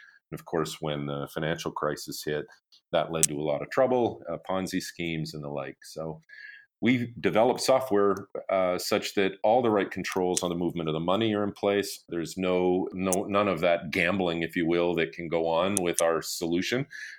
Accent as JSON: {"language": "English", "country": "Canada", "tie": "born or raised there", "said": "I actually have an engineering degree, computer science related, and I grew up in Canada."}